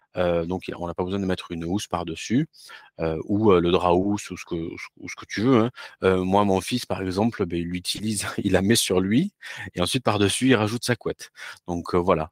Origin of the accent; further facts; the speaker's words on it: France; also born or lived in Toulouse; je suis français